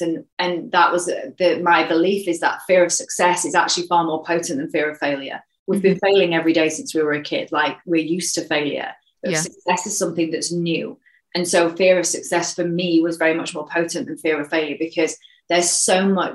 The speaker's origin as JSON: {"language": "English", "region": "a mining town in the East Midlands", "country": "United Kingdom", "tie": "born or raised there", "also_born_or_lived": "Sheffield", "said": "I was born in Sheffield, actually, but I was brought up in a mining town. So in a mining town in the East Midlands"}